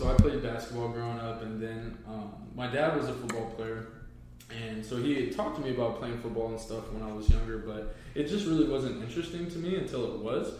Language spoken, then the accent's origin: English; Evansville, Indiana, United States; moved away as an adult; now in Fort Wayne, United States; Indiana. My wife and I have been up here in Fort Wayne since 2016. We really like it. I'm originally from the Evansville area, so the very bottom of the state, about 5 hours south of here.